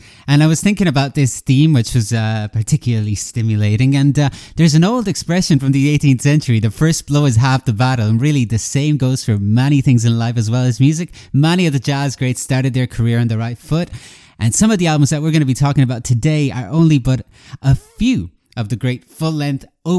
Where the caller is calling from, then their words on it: Galway, Connacht, Ireland; I'm calling in from Galway, Ireland